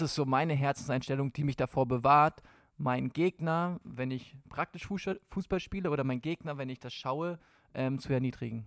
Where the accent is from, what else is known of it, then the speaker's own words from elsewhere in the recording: Hamburg area, Schleswig-Holstein, Germany; Ich komme aus Hamburg, aus der Hamburger Gegend, da, eigentlich aus Schleswig-Holstein.